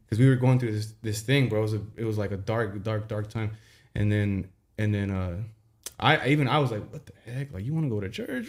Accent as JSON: {"language": "English", "town": "Santa Ana", "region": "California", "country": "United States", "tie": "born or raised there", "also_born_or_lived": "Tustin", "said": "growing up in Santa Ana"}